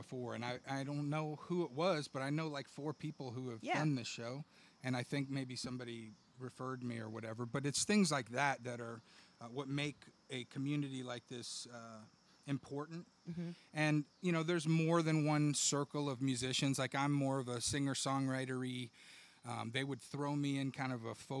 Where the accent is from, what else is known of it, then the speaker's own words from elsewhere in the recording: Austin, Texas, United States; now in Buda, United States; I'm from Austin, but I've lived in Buda the last 8 years